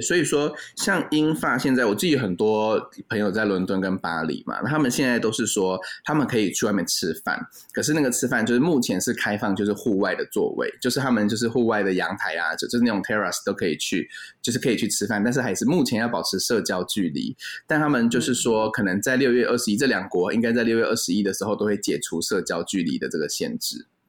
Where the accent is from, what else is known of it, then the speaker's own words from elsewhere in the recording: Taipei, Taiwan; 我们是台北人自主封城